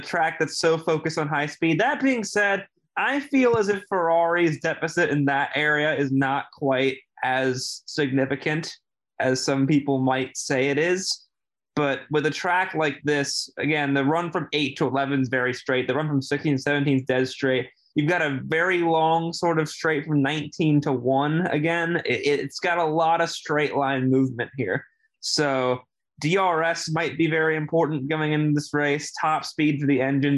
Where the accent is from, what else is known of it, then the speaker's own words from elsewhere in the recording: United States; as an American